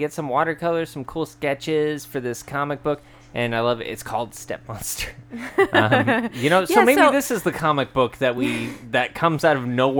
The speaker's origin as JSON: {"language": "English", "region": "Pacific Northwest", "country": "United States", "said": "We're from the Pacific Northwest."}